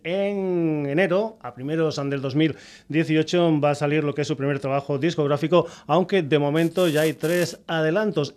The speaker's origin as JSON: {"language": "Spanish", "town": "Badajoz", "region": "Extremadura", "country": "Spain", "said": "una gente de mi tierra"}